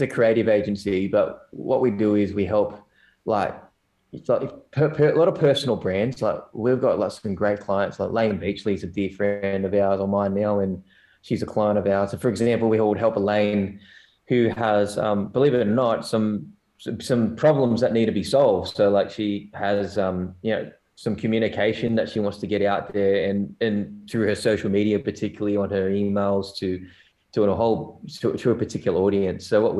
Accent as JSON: {"language": "English", "country": "South Korea", "lives_now": "Australia", "said": "I have an Asian background, but I'm from South Korea, man. And that's my heritage, not North, because if I was North, I would be a damn good swimmer."}